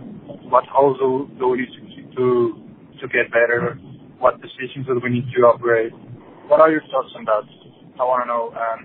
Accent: Mexico; This is …. I'm again from Mexico.

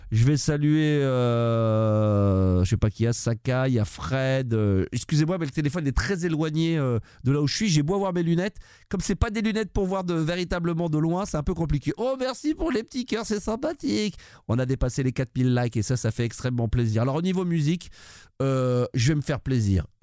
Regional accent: Marseille, Provence-Alpes-Côte d'Azur, France; Les gens pensent systématiquement que parce qu'on est de Marseille, on aime le foot et on supporte l'Olympique de Marseille

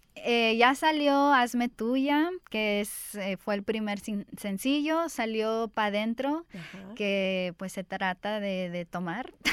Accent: Los Angeles, California, United States; yo crecí aquí en Los Ángeles

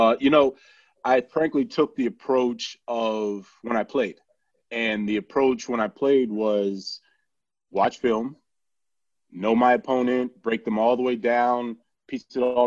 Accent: Miami, Florida, United States; I actually born and raised in Miami

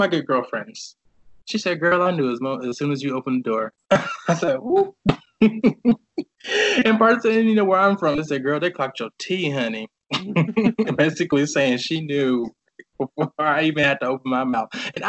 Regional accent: the South, United States; This is like America, and especially growing up in the South, like, what?

